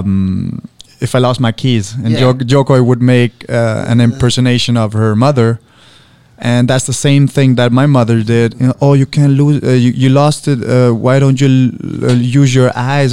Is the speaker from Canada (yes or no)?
no; Copenhagen, Capital Region of Denmark, Denmark; I was born and raised in Copenhagen, the capital of Denmark